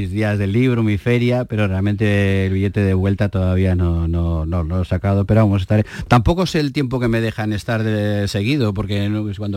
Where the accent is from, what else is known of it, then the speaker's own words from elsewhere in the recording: Basque Country, Spain; Evidentemente soy un vasco, hijo de zamoranos, que he vivido en toda España